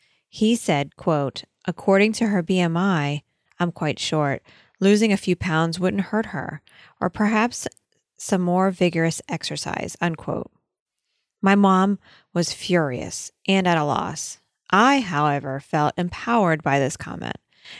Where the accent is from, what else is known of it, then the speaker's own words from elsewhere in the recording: Australia; I am Australian. I am blonde-haired and blue-eyed.